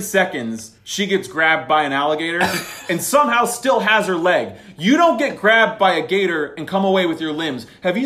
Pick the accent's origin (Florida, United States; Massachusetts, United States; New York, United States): Florida, United States; being from Florida